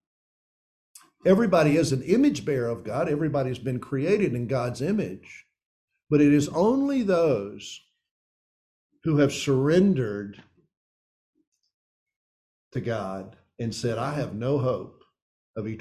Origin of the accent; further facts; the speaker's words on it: East Tennessee, United States; also born or lived in Philadelphia, Pennsylvania / Clinton, Mississippi; now in Mississippi, United States; I grew up in East Tennessee.